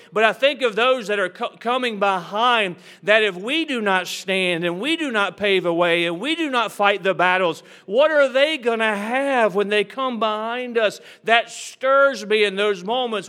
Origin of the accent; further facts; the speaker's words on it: United States; I am proud to be an American.